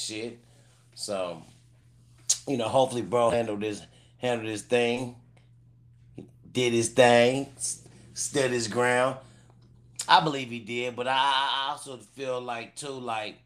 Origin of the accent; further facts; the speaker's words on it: California, United States; also born or lived in Cleveland, Ohio; I am born in Cleveland, Ohio. You know, I was there 10 years old, but I've been to California. So I'm a Cali nigga, but I was born in Cleveland